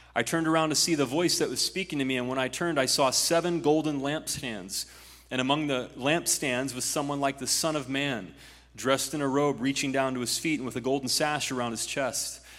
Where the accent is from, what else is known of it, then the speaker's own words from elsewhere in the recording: Ohio, United States; In my home state of Ohio